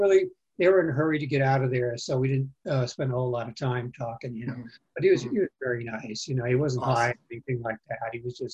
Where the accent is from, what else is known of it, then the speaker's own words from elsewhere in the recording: Cleveland, Ohio, United States; born there; I was born in Cleveland, Ohio, though. I was an Army brat, you know, or Navy Coast Guard brat.